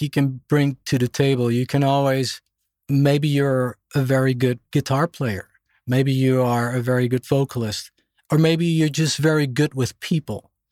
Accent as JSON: {"language": "English", "country": "Netherlands", "tie": "born or raised there", "also_born_or_lived": "Germany / Boston, United States", "moved": "as an adult", "lives_now": "Stockholm, Sweden", "said": "when I was a baby, we moved back to Holland, where I grew up."}